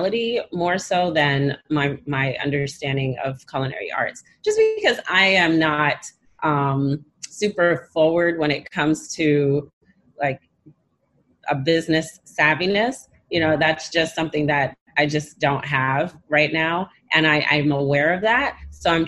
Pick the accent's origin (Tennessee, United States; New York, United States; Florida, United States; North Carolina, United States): New York, United States; New York City; Born and Bread Brooklyn